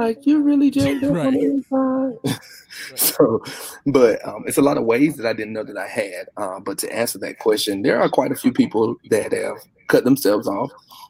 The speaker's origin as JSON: {"language": "English", "town": "Warsaw", "region": "North Carolina", "country": "United States", "tie": "born or raised there", "said": "born and raised in North Carolina? Small town, right. Warsaw"}